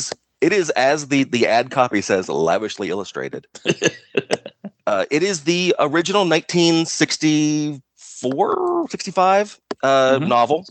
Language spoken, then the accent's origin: English; United States; Like as an American, there weren't toys.